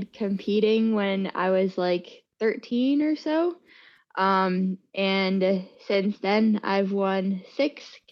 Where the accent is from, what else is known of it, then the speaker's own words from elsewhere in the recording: San Francisco Bay Area, California, United States; I am from the San Francisco Bay Area, born and raised here